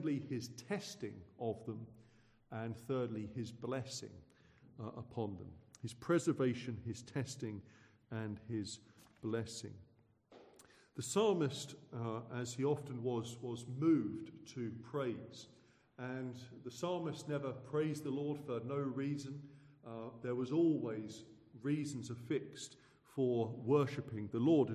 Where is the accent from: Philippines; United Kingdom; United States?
United Kingdom; Suffolk, East of England; I hail from Suffolk